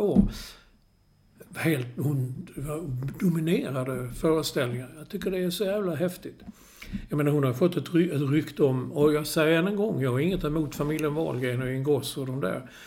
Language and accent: Swedish; Malmö, Skåne, Sweden; när jag var liten i Malmö